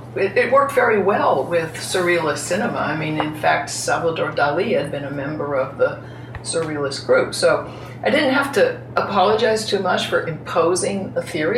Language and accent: English; California, United States; moved away as an adult; also born or lived in Chicago; I was from California